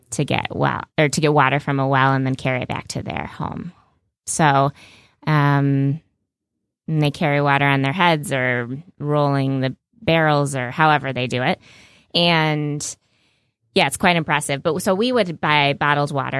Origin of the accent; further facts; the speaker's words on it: United States; as an American and I'm a young female American